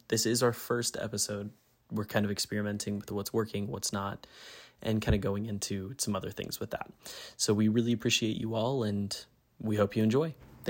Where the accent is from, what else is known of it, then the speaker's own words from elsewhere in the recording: Colorado, United States; now in Arizona, United States; I'm originally from Colorado. I moved back out here recently, back to Arizona, back to the desert.